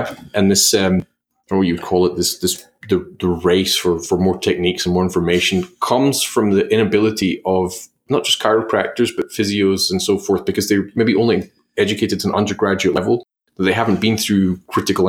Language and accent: English; Australia; being an Aussie